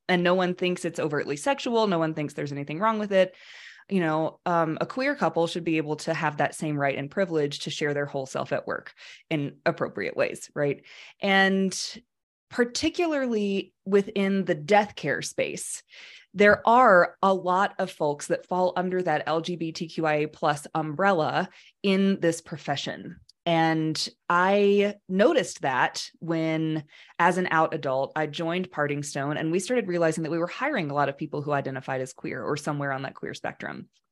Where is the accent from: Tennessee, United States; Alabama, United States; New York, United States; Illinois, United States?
Alabama, United States; I was raised in Alabama in a very conservative but loving family